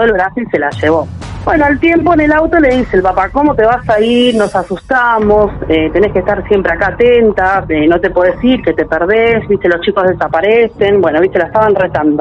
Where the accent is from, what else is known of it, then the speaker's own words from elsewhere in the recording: San Justo, Buenos Aires Province, Argentina; soy del conurbano, soy de San Justo